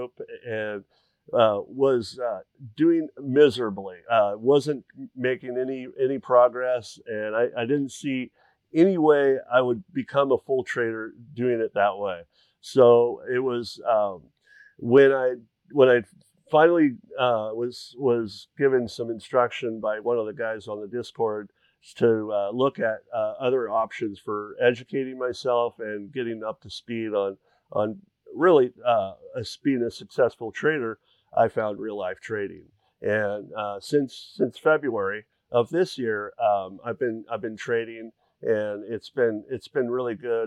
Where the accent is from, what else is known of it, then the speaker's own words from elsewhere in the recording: the Northwest, Pacific Northwest, United States; moved away as an adult; now in Tucson, United States; I grew up in the Northwest all my life